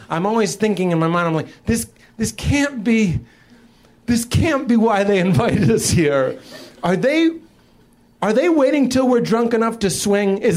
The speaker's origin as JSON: {"language": "English", "town": "Boston", "region": "Massachusetts", "country": "United States", "said": "So I'm from Boston, and uh, it's weird growing up on."}